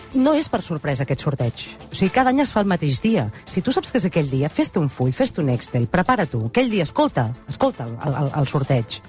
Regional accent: Catalonia, Spain; som catalans

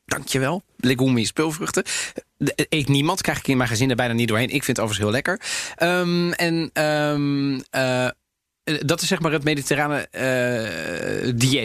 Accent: Amsterdam, North Holland, Netherlands; zei, waar kom jij vandaan? zei ik Amsterdam.

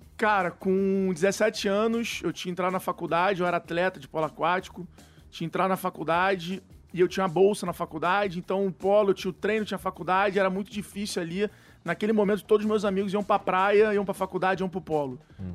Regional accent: Rio de Janeiro, Brazil; accent: carioca; moved away as an adult; now in São Paulo, Brazil; minha mãe é mineira, meu pai é carioca, mas fui nascido e criado no Rio de Janeiro

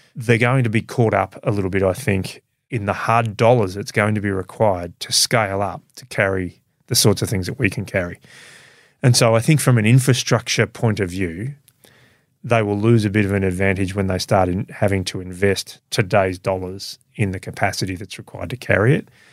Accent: Melbourne, Victoria, Australia; I grew up in a suburb of Melbourne.

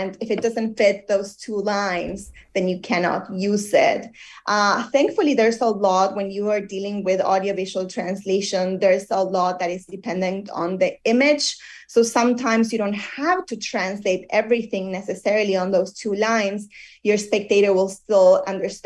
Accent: Argentina; moved away; I come from Argentina

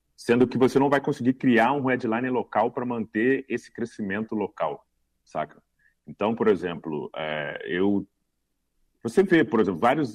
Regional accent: Cuiabá, Mato Grosso, Brazil; eu sou de Cuiabá

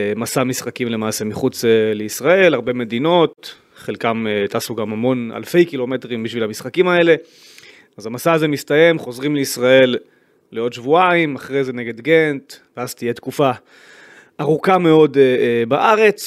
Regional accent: Israel; כיהודי, כישראלי

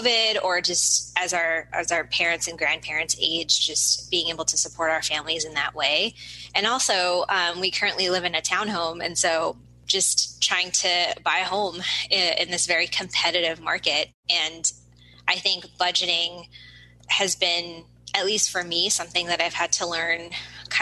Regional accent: Seattle, Washington, United States; I was born and raised here in the Seattle area

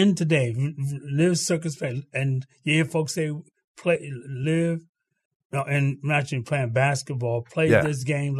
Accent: New York City, New York, United States; Well, growing up in Harlem. I grew up in Harlem, New York City.

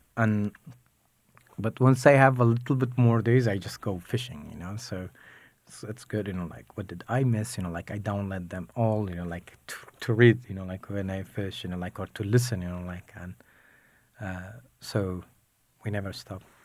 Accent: Mosul, Nineveh, Iraq; growing up in Mosul

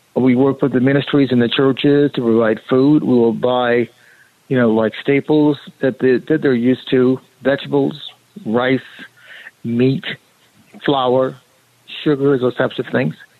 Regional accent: Monrovia, California, United States; I was born and raised in Monrovia

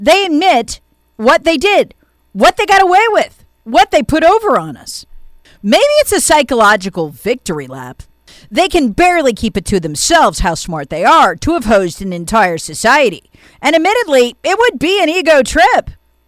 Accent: South Carolina, United States; born or raised there

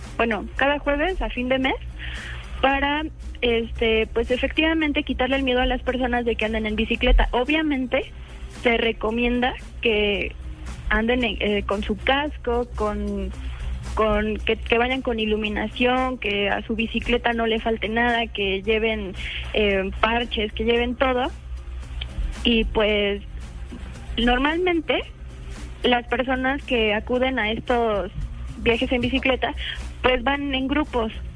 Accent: Mexico City, Mexico; yo soy de México, Distrito Federal

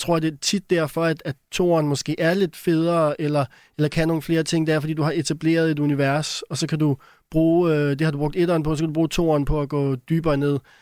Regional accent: Denmark; jeg er dansker

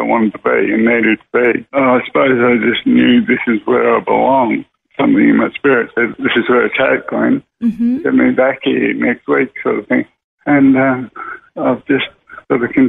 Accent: Warrnambool, Victoria, Australia; I was born in Warrnambool 39 years ago. I'm a local.

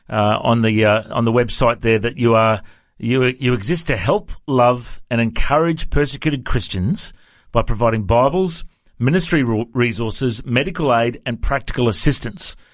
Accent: Cape Town, Western Cape, South Africa; accent: South African; I was born and raised in Cape Town, in mm-hmm. South Africa, the best place in the world, they say.

